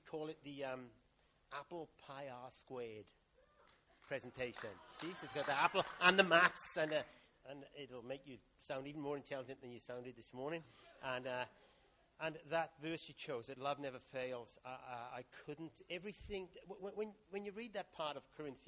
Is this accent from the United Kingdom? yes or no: yes; Welsh, Wales, United Kingdom; I'm Welsh